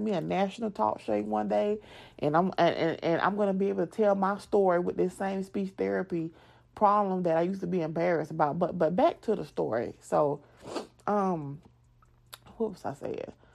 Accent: the South, United States; accent: southern; moved away; when people make fun of my accent, yes, I am a, a southern girl

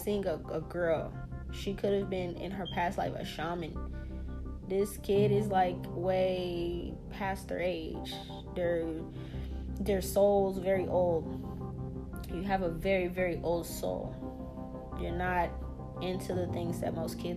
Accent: the South, United States; We're from the South

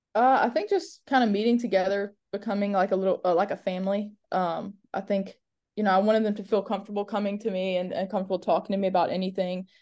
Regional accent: Mobile, Alabama, United States; I was born and raised in Mobile, um, went to high school in Mobile, went to college in Mobile

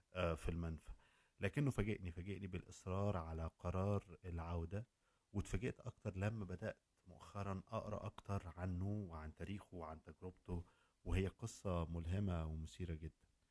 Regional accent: Egypt; عندنا في مصر

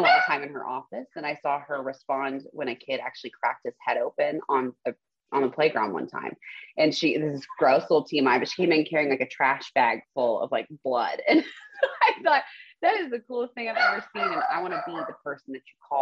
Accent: Spring, Texas, United States; also born or lived in The Woodlands, Texas; I grew up in Spring near Klein High School with my parents, older brother, younger sister

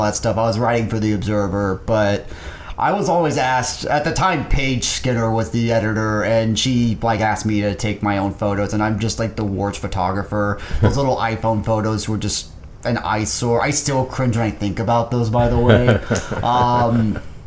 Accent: Sherman, Texas, United States; also born or lived in Dallas, Texas / Denton, Texas / Little Elm, Texas; my family lives around the Sherman area

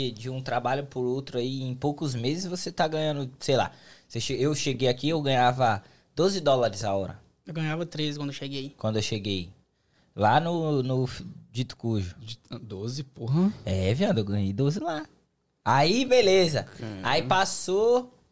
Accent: São Paulo, Brazil; Eu vim da capital. Eu vim de São Paulo, capital. Então é uma terra onde, mano, é grande, tem muito trabalho, tem, é, é uma cidade muito grande.

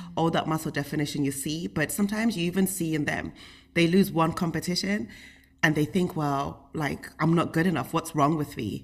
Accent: United Kingdom; I grew up in the United Kingdom, and we lived in, like, a small little town

